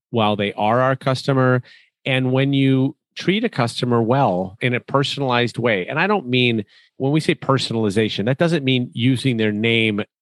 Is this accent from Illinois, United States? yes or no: yes; Chicago, Illinois, United States